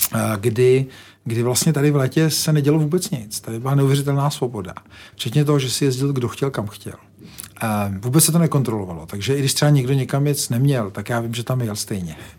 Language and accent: Czech; Czechia